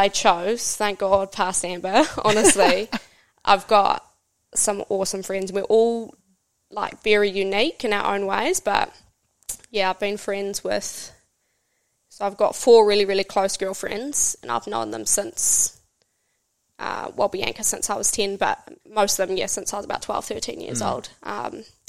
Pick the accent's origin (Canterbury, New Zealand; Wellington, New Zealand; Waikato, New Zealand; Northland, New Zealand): Waikato, New Zealand; Hamilton; also born or lived in Whangarei, New Zealand / Hikurangi, New Zealand; moved to Hamilton, grew up there.